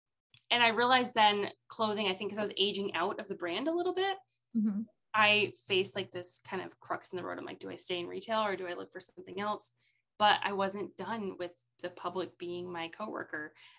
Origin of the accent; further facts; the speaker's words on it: near Albany, New York, United States; now in Charleston, United States; I grew up in New York State. I lived close to Albany. I went to University of Albany